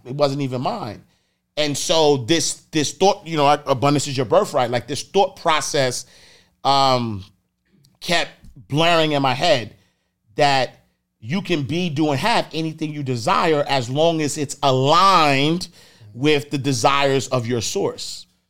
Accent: New York City, New York, United States; I'm from Harlem. Like, I'm from the streets

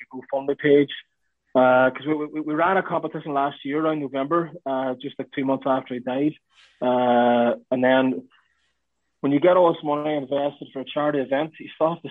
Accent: Ireland; being Irish

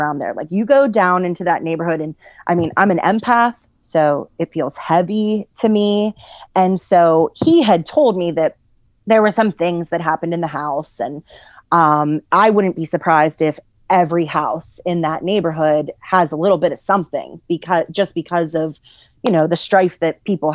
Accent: Pittsburgh, Pennsylvania, United States; I'm from Pittsburgh

